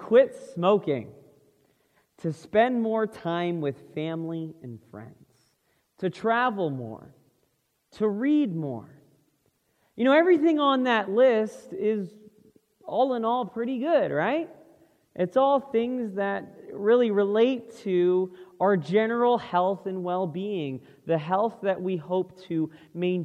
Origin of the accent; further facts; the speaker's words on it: Florida, United States; moved away; we're originally from Florida, so that's the East Coast